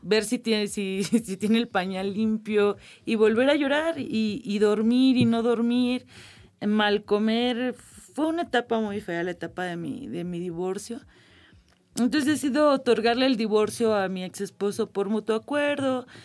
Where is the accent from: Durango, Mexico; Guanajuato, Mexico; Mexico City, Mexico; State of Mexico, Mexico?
Guanajuato, Mexico; Irapuato; Yo soy de Irapuato, Guanajuato, mi familia es de una comunidad muy pequeña que se llama El Refugio de Munguía, una localidad de, en ese tiempo cuando yo era niña, de menos de 100 habitantes